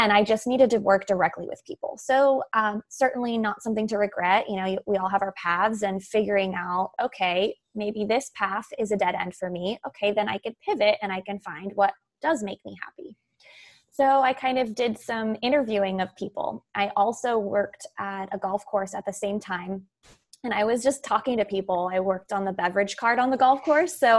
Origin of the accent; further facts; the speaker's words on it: San Diego, California, United States; I grew up in San Diego, California